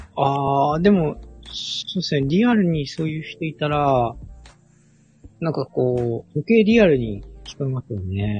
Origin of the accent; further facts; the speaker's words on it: Sapporo, Hokkaido, Japan; moved away as an adult; also born or lived in northernmost area of Japan (Wakkanai area); 僕ももともとは札幌、出身札幌育ちなので